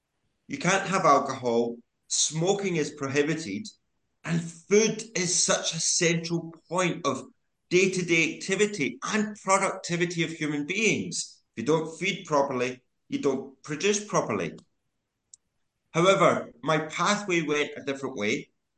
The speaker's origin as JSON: {"language": "English", "town": "Glasgow", "region": "Scotland", "country": "United Kingdom", "tie": "born or raised there", "also_born_or_lived": "Sydney, Australia", "moved": "as an adult", "said": "I was born in the East End of Glasgow and was educated here. Went to school here."}